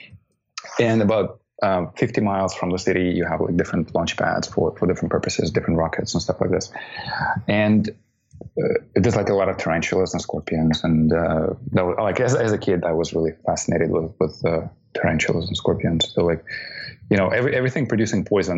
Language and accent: English; Baikonur, Kazakhstan; moved away; That's my hometown.